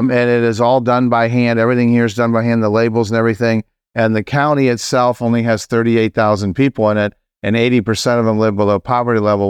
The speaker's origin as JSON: {"language": "English", "region": "South Carolina", "country": "United States", "said": "I'm from South Carolina"}